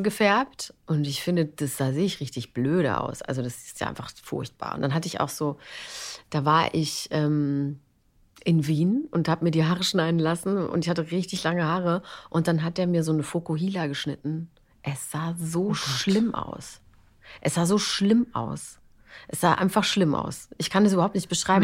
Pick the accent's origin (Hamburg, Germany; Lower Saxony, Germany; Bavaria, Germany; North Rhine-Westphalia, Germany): Bavaria, Germany; ich komme aus Bayern